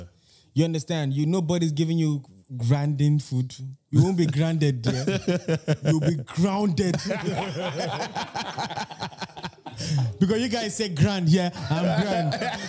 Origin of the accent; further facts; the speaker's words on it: Nigeria; I'm an Igbo man. An Igbo boy.